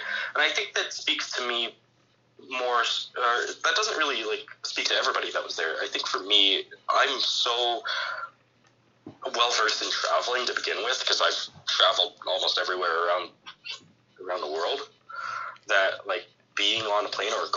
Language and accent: English; Calgary, Alberta, Canada; I'm from Calgary